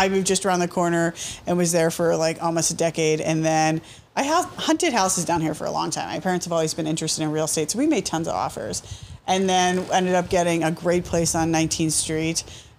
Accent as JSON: {"language": "English", "town": "Somerset", "region": "Pennsylvania", "country": "United States", "tie": "born or raised there", "also_born_or_lived": "South Side, Pittsburgh, Pennsylvania", "moved": "as an adult", "lives_now": "Pittsburgh, United States", "said": "No, I grew up in Somerset, Pennsylvania, and then went to Duquesne University."}